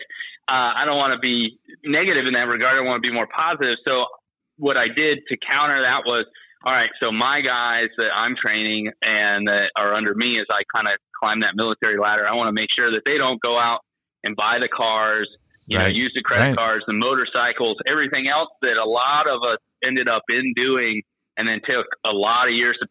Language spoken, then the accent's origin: English; Tampa, Florida, United States; now in Orange Park, United States; I grew up in Tampa